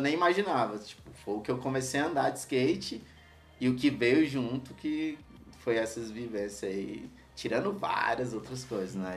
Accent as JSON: {"language": "Portuguese", "town": "Ceilândia", "region": "Federal District", "country": "Brazil", "tie": "born or raised there", "said": "Sou nascido no HRC, Hospital Regional da Ceilândia, criado na Ceilândia Norte, em Taguatinga Norte, no setor QNJ"}